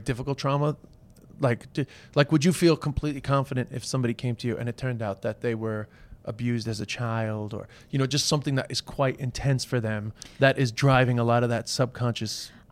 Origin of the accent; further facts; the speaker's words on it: Ireland; with the Irish